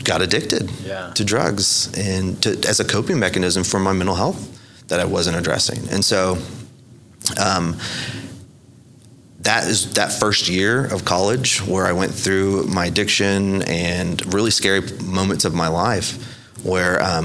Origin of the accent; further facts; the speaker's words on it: Lawton, Oklahoma, United States; I'm from Lawton. Uh-huh. I like to describe myself as a survivor from Lawton